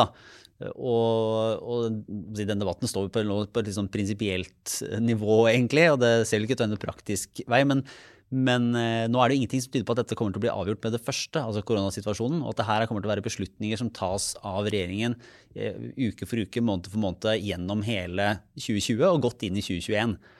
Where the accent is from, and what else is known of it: Norway